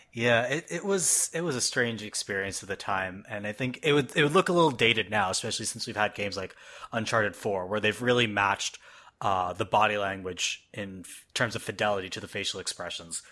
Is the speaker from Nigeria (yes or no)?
no; Canada; now in United States; I'm Canadian living in the States.